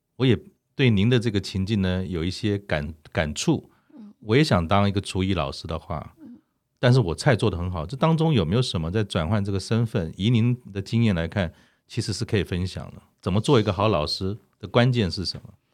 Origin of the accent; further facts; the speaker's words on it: Taiwan; 我们已经在台湾长大